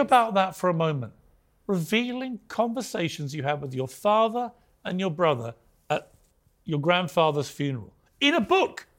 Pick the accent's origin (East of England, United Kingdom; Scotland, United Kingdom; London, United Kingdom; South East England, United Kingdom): South East England, United Kingdom; Sussex; I come from Sussex.